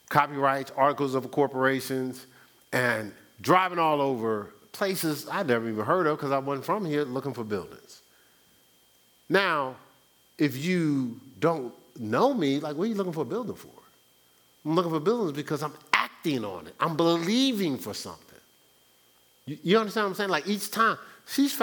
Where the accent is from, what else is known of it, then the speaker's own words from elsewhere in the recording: Newark, New Jersey, United States; I'm from Newark